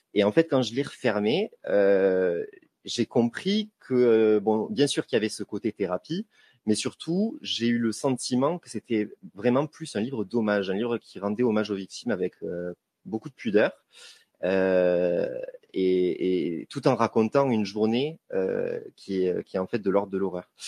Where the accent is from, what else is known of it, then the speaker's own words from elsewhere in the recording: Toulouse, Occitania, France; en tant que Toulousain